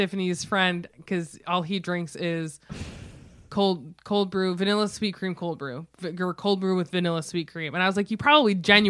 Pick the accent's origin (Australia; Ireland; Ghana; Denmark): Ireland; all of my Christmases are Irish, because I'm Irish. Oh, you know what I mean?